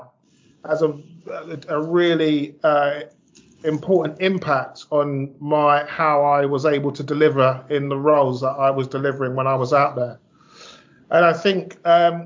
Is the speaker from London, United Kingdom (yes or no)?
yes; London, United Kingdom; also born or lived in Ghana; I'm from South London. You know, I went to a local comp.